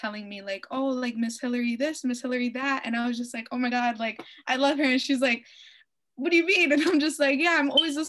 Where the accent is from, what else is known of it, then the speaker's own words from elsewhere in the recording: Providence, Rhode Island, United States; I'm from Providence, Rhode Island.